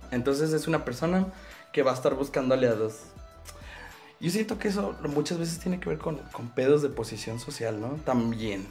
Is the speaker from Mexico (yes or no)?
yes; Mexico